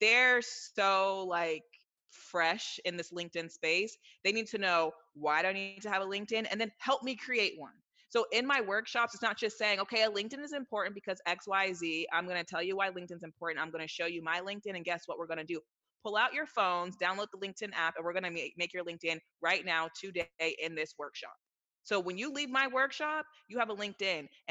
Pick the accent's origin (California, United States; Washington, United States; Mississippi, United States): California, United States; Silicon Valley; I'm from Silicon Valley, so grew up around all that stuff